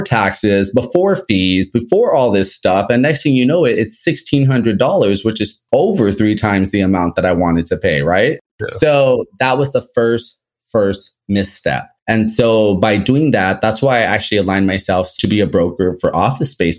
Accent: Los Angeles, California, United States; I'm from Los Angeles, California

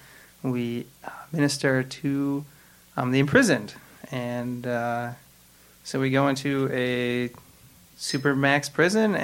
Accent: Chicago, Illinois, United States; moved away as an adult; now in Newport News, United States; I grew up in Society of St. Pius X in Chicago

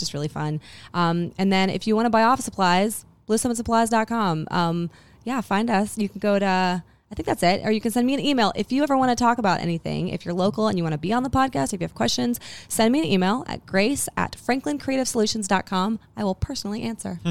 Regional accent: Huntsville, Alabama, United States; that we are from Huntsville

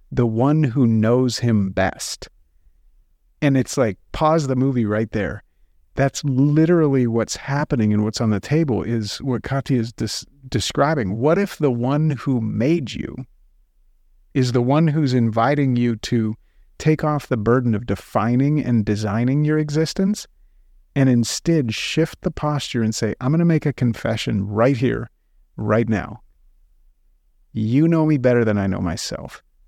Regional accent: United States; we're American Christians

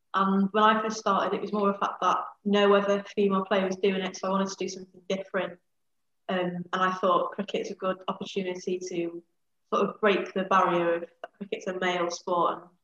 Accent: Conwy, Wales, United Kingdom; originally from Conwy, and I've lived in North Wales all my life.

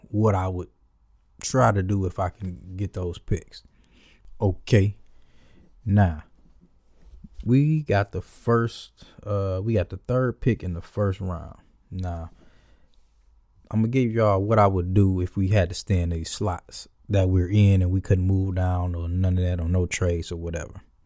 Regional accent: Detroit, Michigan, United States; I was born and raised in Detroit.

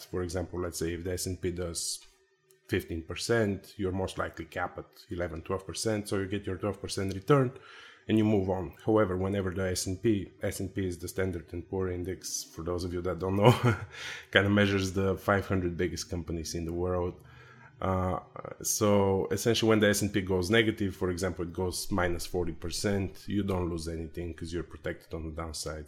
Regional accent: Bulgaria; moved away as an adult; now in United States; I'm originally from Eastern Europe, uh, Bulgaria.

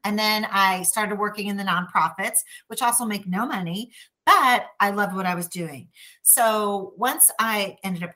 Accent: Chicago, Illinois, United States; accent: Chicago; moved away as an adult; also born or lived in Milwaukee, Wisconsin; now in Texas, United States; I am originally from Chicago

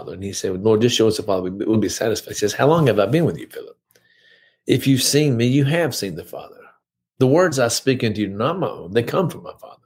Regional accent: High Point, North Carolina, United States; I grew up in High Point, went to First Methodist Church. I was born there

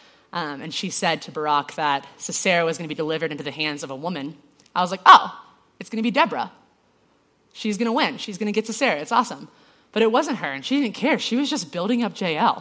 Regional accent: Georgia, United States; I'm from Georgia

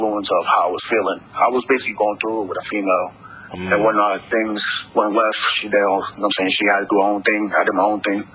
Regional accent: New York City, New York, United States; I'm from Harlem, New York

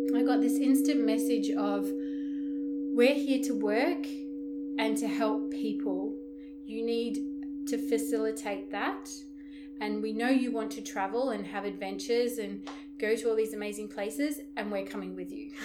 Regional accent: Broome, Western Australia, Australia; where I live in my hometown, Broome, in Western Australia

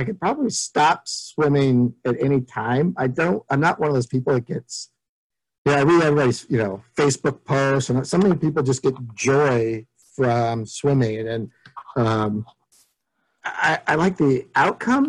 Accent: San Francisco Bay Area, California, United States; growing up in San Francisco Bay Area

